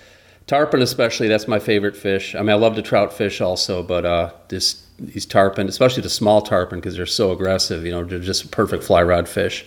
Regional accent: Grand Rapids, Michigan, United States; also born or lived in Buffalo, United States; So when we moved from Grand Rapids to Buffalo, New York, we'd go back, spend the summers in Kalamazoo.

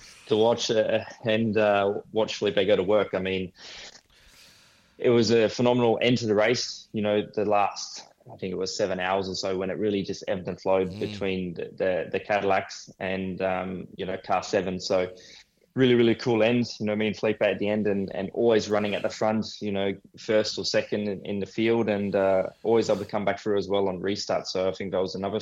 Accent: Australia; obviously being an Aussie

